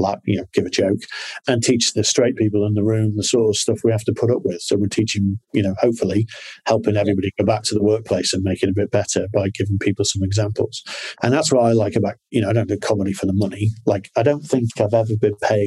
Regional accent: Liverpool, North West England, United Kingdom; I'm from Liverpool

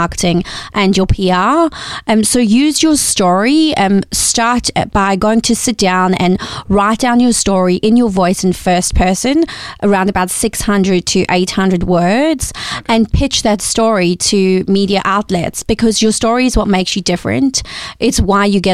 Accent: South Africa; moved away; I'm originally from South Africa, which you can probably hear from the accent

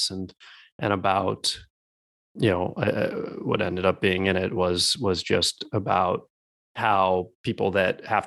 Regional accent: Alaska, United States; moved away; we grew up in Alaska

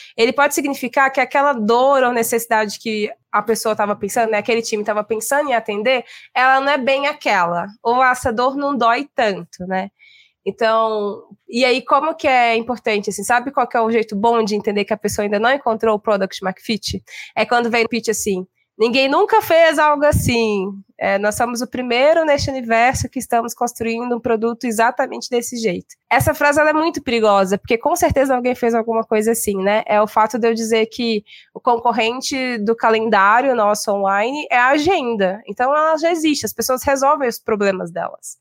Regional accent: Belo Horizonte, Minas Gerais, Brazil; now in São Paulo, Brazil; sou mineira de Belo Horizonte, moro em São Paulo há algum tempo

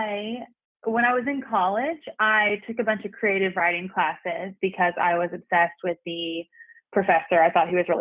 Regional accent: Redland, Oklahoma, United States; also born or lived in Fort Smith, Arkansas / Tahlequah, Oklahoma; I was raised in a community called Redland, Oklahoma

